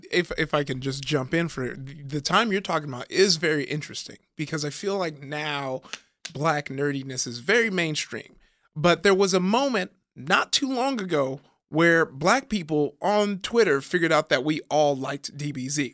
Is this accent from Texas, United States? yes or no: no; Compton, California, United States; I grew up in Compton